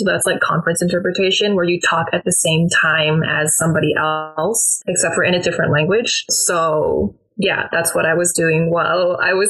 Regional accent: Midwest, United States; And then I think growing up in the Midwest, you do have a very strong sense of being American just because it's, like, the heartland.

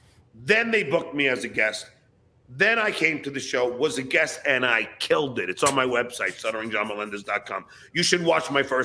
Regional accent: New York, United States; I'm a New Yorker

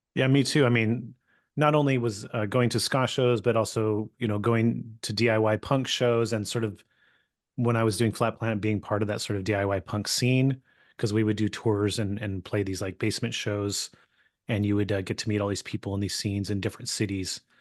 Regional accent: California, United States; I grew up in California

